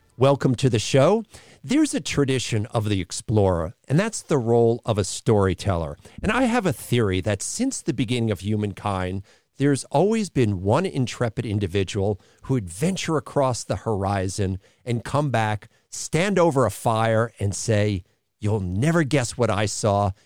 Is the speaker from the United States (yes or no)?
yes; United States; as an American